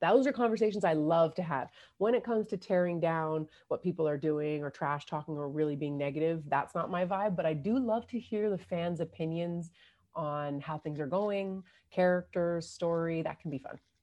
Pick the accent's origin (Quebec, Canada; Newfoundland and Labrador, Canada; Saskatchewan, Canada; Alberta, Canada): Newfoundland and Labrador, Canada; moved away; also born or lived in Windsor, Ontario; I was born in Newfoundland, but I went to university, uh, in Windsor